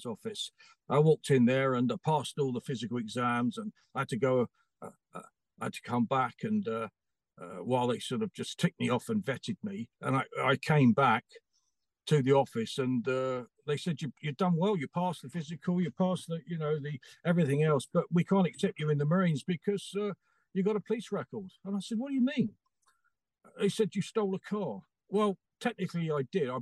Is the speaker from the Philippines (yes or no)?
no; London, United Kingdom; I grew up in South London at the time